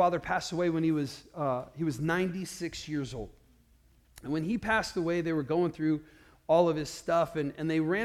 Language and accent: English; Iowa, United States; we grew up in Iowa and there was nothing else to do there